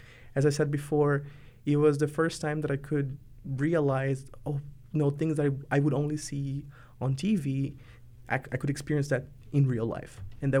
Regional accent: countryside of the state of São Paulo, Brazil; English is a second language; moved away as an adult; also born or lived in Portland, Oregon; now in Oregon, United States; So I grew up in the countryside of the state of São Paulo, which is one of the most populated cities in Brazil, and where is the largest city in South America, São Paulo, which is also a city and a state.

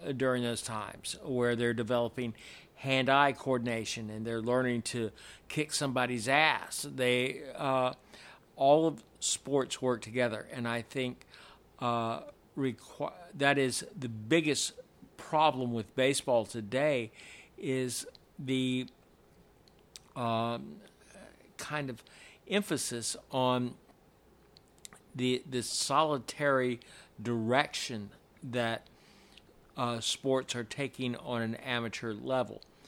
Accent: James River, Virginia, United States; now in Atlanta, United States; I grew up on the James River

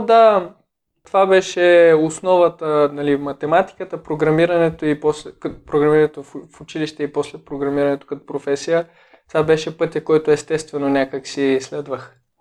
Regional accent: Sopot, Plovdiv Province, Bulgaria; в града, в който израснах в Сопот

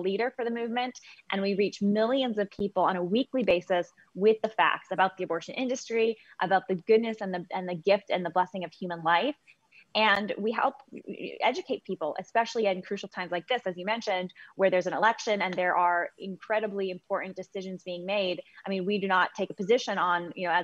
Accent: California, United States; also born or lived in San Jose, California; I'm from California. I live in California now.

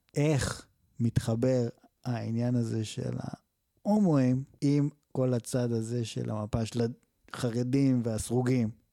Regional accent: Israel; אזרח ישראלי שעשה מילואים

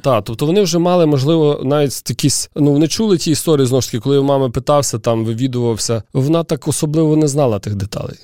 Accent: Lviv, Lviv Oblast, Ukraine; я вже народився у Львові

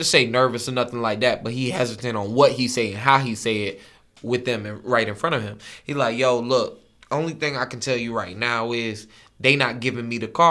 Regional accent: the South, United States; I'm a Southerner.

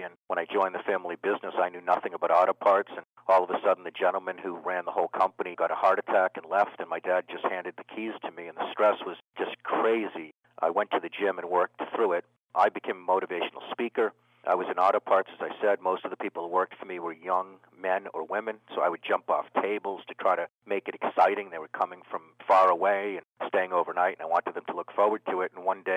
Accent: Needham, Massachusetts, United States; I was brought up in Needham, Massachusetts

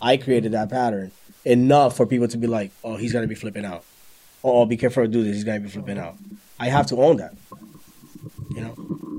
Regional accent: New York, United States; because before, like, I was from New York, and it was like a thing to like yell

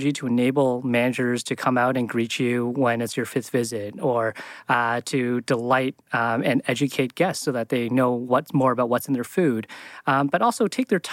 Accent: Canada; moved away as an adult; I came from Canada, did my college degree there

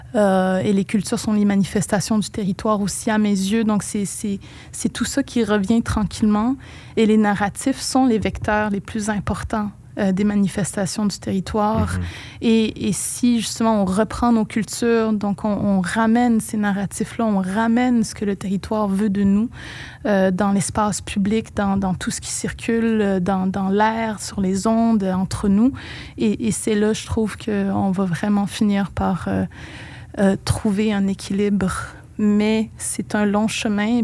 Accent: Pessamit, Quebec, Canada; first language Innu; French is a second language; now in Montreal, Canada; ces premières années de ma vie où tout, absolument tout se passait en monde. Il n'y a que Pessamit

